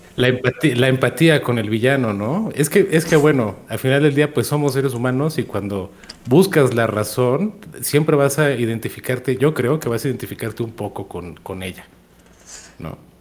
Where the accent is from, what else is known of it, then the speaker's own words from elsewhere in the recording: Monterrey, Nuevo León, Mexico; moved away; also born or lived in central Mexico; nací en Monterrey, pero vivo, vivo en la zona centro del país